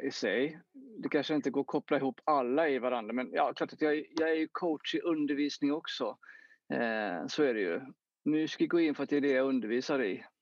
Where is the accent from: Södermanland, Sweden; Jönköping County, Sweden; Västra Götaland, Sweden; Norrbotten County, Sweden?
Jönköping County, Sweden; Jönköping; jag växte upp eh, i Jönköping